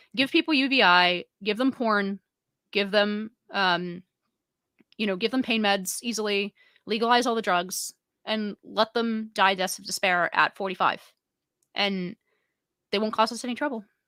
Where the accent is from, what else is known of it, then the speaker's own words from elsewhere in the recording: San Francisco, California, United States; now in New York City, United States; my hometown of San Francisco